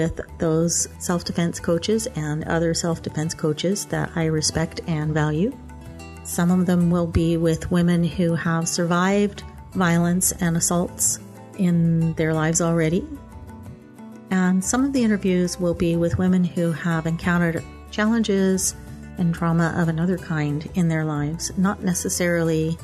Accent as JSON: {"language": "English", "town": "Stillwater", "region": "Oklahoma", "country": "United States", "tie": "born or raised there", "moved": "as an adult", "said": "I grew up in Stillwater, Oklahoma"}